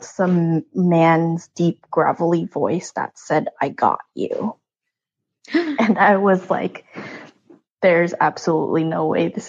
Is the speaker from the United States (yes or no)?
no; Philippines; moved away; I grew up in the Philippines